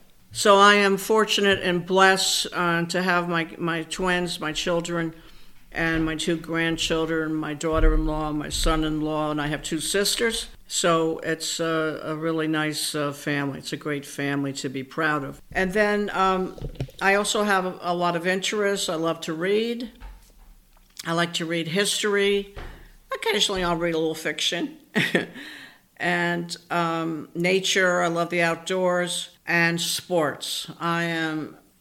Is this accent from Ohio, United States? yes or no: yes; Canton, Ohio, United States; moved away; I was born in Ohio, by the way. And I was born in Canton, Ohio, where the Football Hall of Fame is